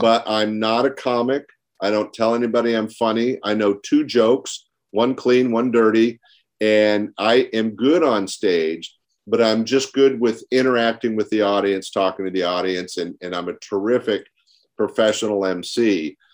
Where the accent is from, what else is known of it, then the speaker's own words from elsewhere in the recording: Sacramento, California, United States; 3,000 miles away from my hometown